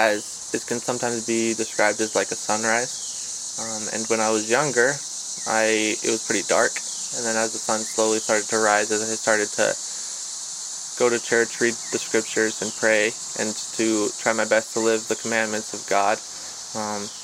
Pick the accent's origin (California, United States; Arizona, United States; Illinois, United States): Arizona, United States; now in North Carolina, United States; In North Carolina, I'm from Arizona originally.